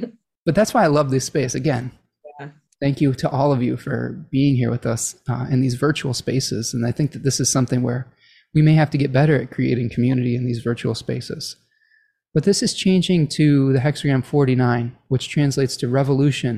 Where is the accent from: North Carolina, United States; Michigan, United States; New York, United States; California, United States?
Michigan, United States; my home state of Michigan